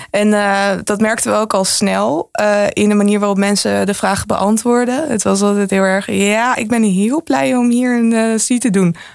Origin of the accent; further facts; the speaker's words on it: Netherlands; ik ben gewoon een Chinees-Nederlander